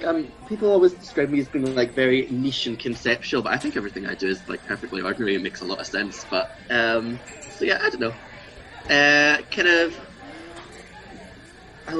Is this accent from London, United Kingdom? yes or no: no; Glasgow, Scotland, United Kingdom; also born or lived in Edinburgh; I grew up in Glasgow. I was born in Edinburgh, but I moved quick enough that I never got the accent, I think.